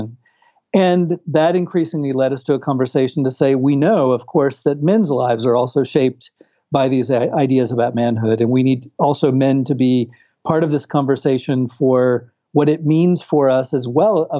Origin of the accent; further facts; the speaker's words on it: Houston, Texas, United States; moved away as an adult; also born or lived in California / Brazil; I'm originally from Texas and California in the U.S. and have ties, family ties to Latin America. Having witnessed a school shooting in my high school in Houston, Texas